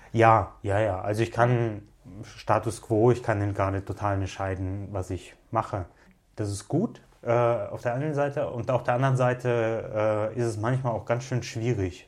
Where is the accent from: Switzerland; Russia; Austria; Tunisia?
Russia; now in Cologne, Germany; ich bin in Russland in einer Zeit groß geworden